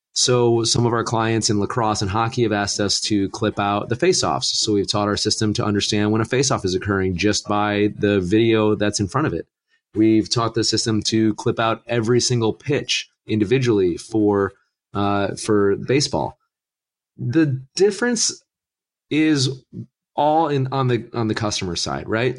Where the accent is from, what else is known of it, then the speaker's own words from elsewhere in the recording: Northern Ohio, United States; moved away; I'm originally from Northern Ohio and, uh, you know, Cleveland fan through and through